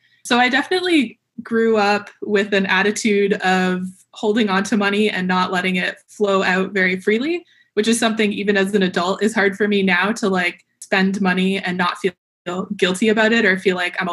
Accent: Brampton, Ontario, Canada; moved away as an adult; also born or lived in Waterloo, Canada; now in San Diego, United States; I was born and grew up in Brampton, so very familiar with the GTA area

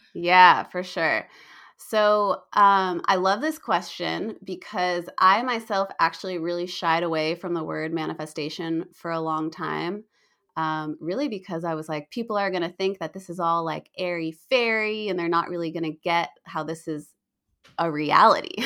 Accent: United States; also born or lived in Australia / New Zealand; I'm still American

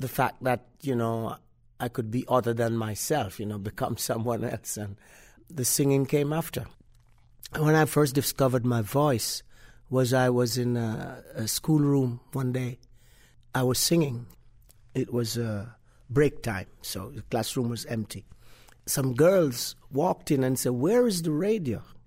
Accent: Jamaica; moved away as an adult; also born or lived in Kingston, Jamaica / United Kingdom

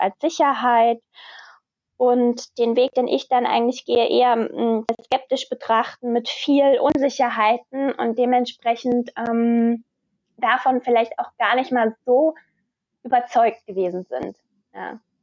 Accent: Wiesbaden, Hesse, Germany; Ich komme aus Wiesbaden

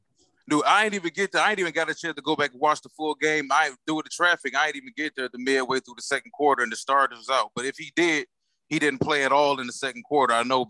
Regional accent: Detroit, Michigan, United States; Everybody know I'm here from Detroit. I'm representing the Detroit Lions.

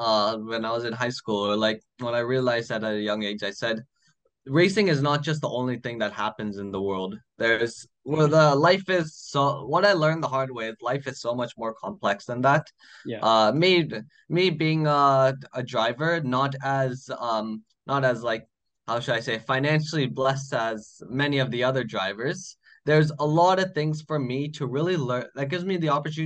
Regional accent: United States; me being Indian and but born in the US

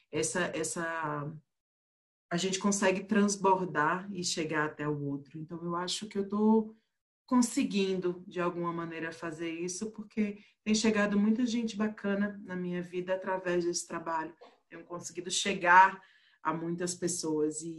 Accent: Pernambuco, Brazil; now in Brasília, Brazil; eu sou pernambucana, mas eu moro em Brasília e tem uns bons 11 anos.

